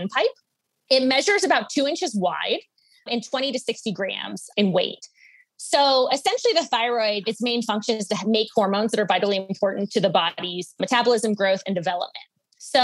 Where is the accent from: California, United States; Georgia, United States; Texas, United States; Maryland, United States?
Georgia, United States; Atlanta; now in Boulder, United States; I grew up in the Southeast